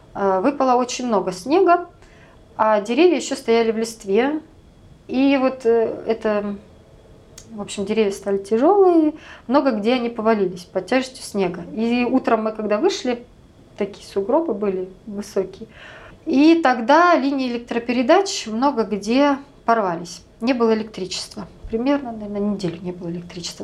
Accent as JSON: {"language": "Russian", "country": "Russia", "moved": "yes", "lives_now": "United States"}